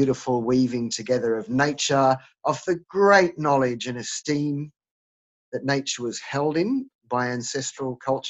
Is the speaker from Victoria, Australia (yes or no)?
no; Sydney, New South Wales, Australia; also born or lived in Scotland; now in Sydney, Australia; Now, though I was born here in Sydney, Australia, I don't have any Aboriginal ancestors. And I wasn't born into any Aboriginal heritage.